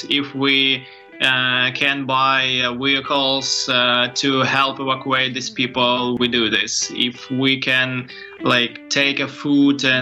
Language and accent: English; small city near Dnipro, Dnipropetrovsk Oblast, Ukraine; English is a second language; Uh, I'm original from Ukraine, from small city near Dnipro.